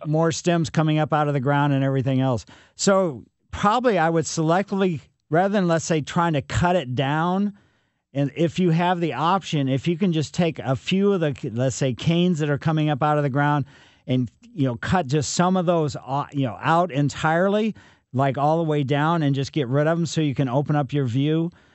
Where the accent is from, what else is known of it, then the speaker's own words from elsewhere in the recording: Ellisville, Missouri, United States; I grew up on Maple Lane in Ellisville